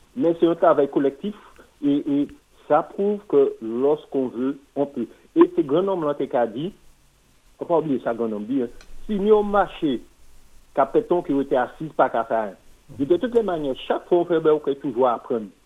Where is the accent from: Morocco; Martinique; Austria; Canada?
Martinique; En tant que Martiniquais